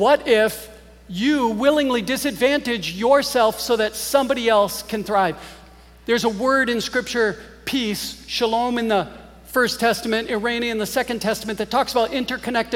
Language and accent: English; Green Bay, Wisconsin, United States; moved away; I grew up in Green Bay, Wisconsin